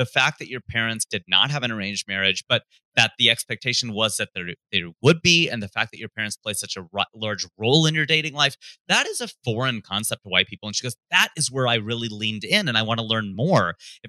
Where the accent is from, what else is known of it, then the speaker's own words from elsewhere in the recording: Fairfield, Ohio, United States; moved away as an adult; also born or lived in Hamilton, Ohio / Cleveland, Ohio; now in Los Angeles, United States; I was born in Hamilton, which is about 35 minutes north of Cincinnati. I was raised in Fairfield, which is about 25 minutes north of Cincinnati, Ohio.